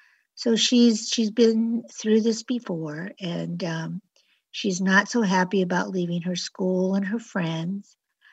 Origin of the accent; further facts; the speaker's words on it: Los Angeles, California, United States; also born or lived in San Diego; Well, actually, I was born in Barrio Logan. And shortly after my birth, my parents moved to Los Angeles, where I was raised.